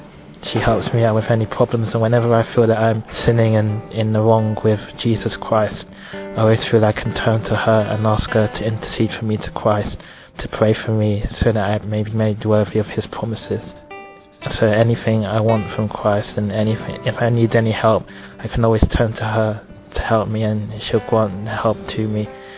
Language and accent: English; London, United Kingdom; 24, and I was born in Battersea, England.